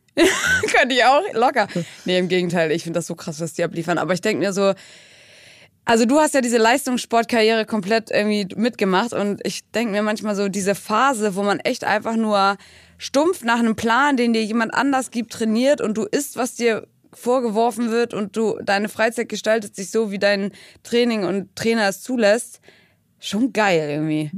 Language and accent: German; Brighton, South East England, United Kingdom; moved away; in Brighton, in meiner Heimatstadt